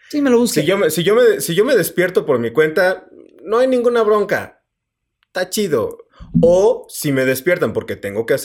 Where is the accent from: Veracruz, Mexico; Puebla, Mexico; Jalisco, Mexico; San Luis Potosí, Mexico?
San Luis Potosí, Mexico; Yo soy de San Luis Potosí.